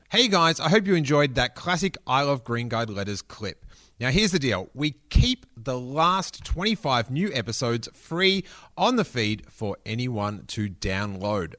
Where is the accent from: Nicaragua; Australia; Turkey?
Australia; Rosebud, Victoria; I grew up down in Rosebud